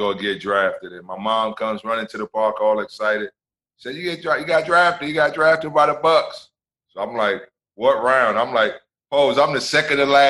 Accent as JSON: {"language": "English", "town": "New York City", "region": "New York", "country": "United States", "tie": "born or raised there", "said": "Baseball was my first sport growing up in New York"}